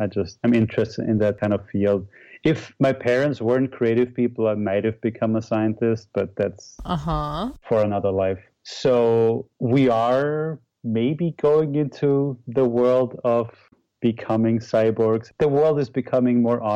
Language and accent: English; Vienna, Austria; moved away as an adult; now in New York City, United States; I grew up in Austria. I grew up in Vienna